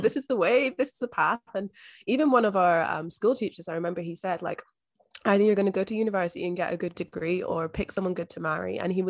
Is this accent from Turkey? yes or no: no; Scotland, United Kingdom; moved away as an adult; now in Australia; So I am originally from Scotland, but I've been living here in Australia for the past 5 years now.